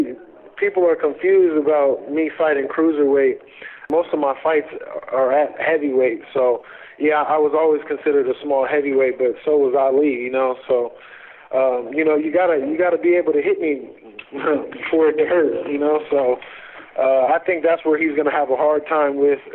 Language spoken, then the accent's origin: English; United States; I'm from America